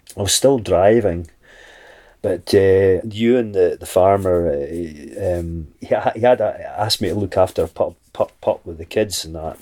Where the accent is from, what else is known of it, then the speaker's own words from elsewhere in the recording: Mull, Scotland, United Kingdom; when I came back to Mull